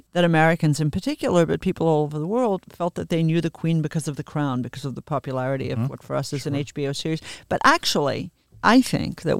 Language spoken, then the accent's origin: English; Australia; moved away; also born or lived in England; She was my monarch as an Australian